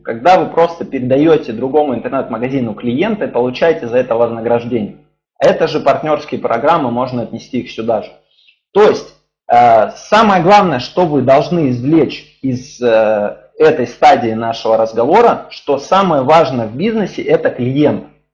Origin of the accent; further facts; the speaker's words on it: Ukraine; also born or lived in Dnipropetrovsk; now in Saint Petersburg, Russia; Украину обнимаю, вообще моя родина